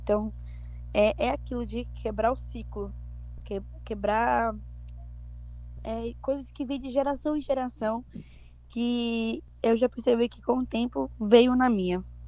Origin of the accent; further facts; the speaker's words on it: Barreiras, Bahia, Brazil; Eu, eu sou do interior de Barreiras